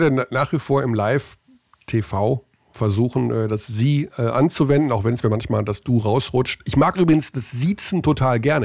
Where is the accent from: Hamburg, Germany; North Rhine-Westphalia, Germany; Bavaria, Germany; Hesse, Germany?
North Rhine-Westphalia, Germany; Hagen; in Hagen, in meiner Heimat